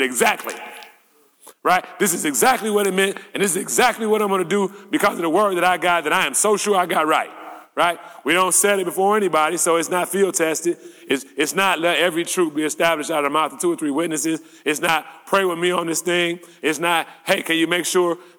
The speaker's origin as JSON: {"language": "English", "country": "United States", "also_born_or_lived": "Detroit", "said": "As American Christians"}